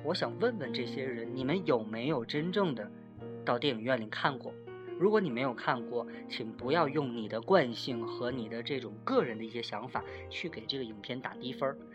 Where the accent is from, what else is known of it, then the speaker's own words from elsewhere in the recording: Tianjin, China; 特别是作为天津人嘛